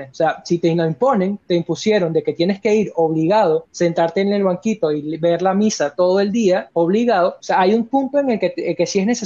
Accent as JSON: {"language": "Spanish", "country": "Venezuela"}